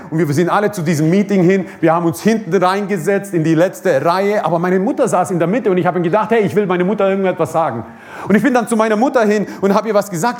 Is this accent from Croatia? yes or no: yes; Croatia; moved away; Ich komme aus Kroatien. Ähm, bin Kroate, bin stolzer Kroate